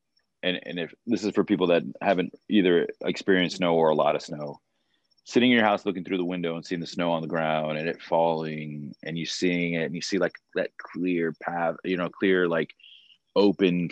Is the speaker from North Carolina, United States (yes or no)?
no; Florida, United States; moved away; also born or lived in Maryland / Georgia; Growing up in Florida